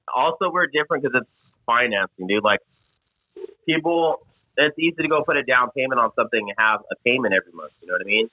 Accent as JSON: {"language": "English", "town": "Las Vegas", "region": "Nevada", "country": "United States", "said": "I'm from Vegas"}